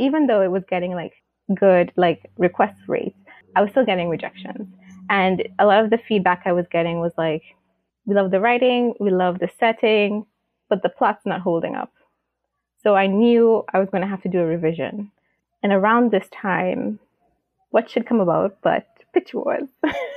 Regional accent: Tobago, Trinidad & Tobago; my home country, like in Tobago

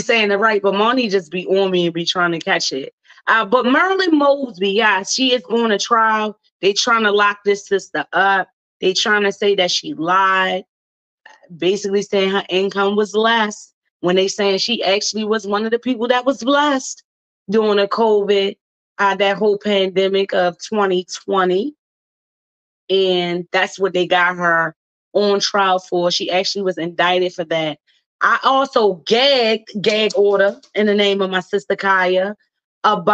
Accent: Baltimore, Maryland, United States; accent: Baltimore accent; I am from Baltimore, Maryland, born and raised and proud of it

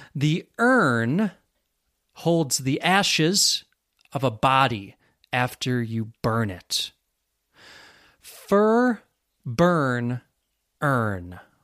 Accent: Western New York, United States; accent: American; I grew up in Western New York, and that influences my accent too

